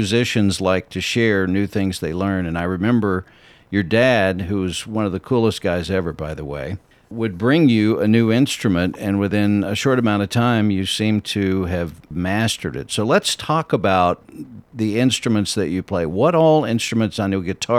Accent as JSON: {"language": "English", "town": "Ashdown", "region": "Arkansas", "country": "United States", "tie": "born or raised there", "said": "I grew up on Beach Street until I was about 12, and then my parents built a house on Locust Street over right by the high school"}